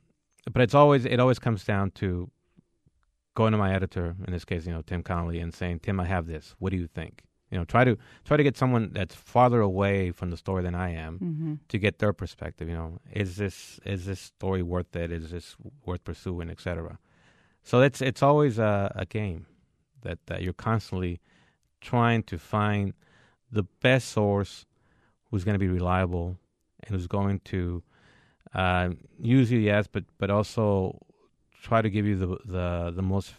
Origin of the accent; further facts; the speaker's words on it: Mexico; born there; I was born in Mexico, but I'm a U.S. citizen. I'm an American.